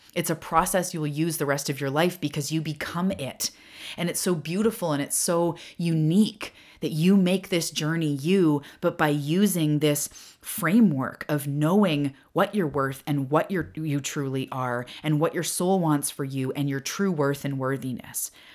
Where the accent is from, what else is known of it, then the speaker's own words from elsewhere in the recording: Cherryville, United States; moved away; I grew up in Cherryville.